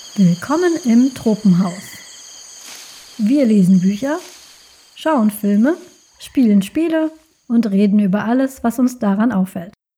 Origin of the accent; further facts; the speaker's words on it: Germany; also born or lived in Colombia; ich bin in Kolumbien geboren, ich bin aber aufgewachsen, sozialisiert hier in Deutschland